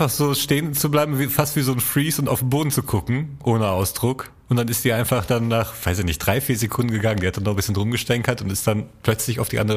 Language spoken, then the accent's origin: German; North Rhine-Westphalia, Germany; ich bin ein Kneipenkind. ich komme aus dem Ruhrgebiet.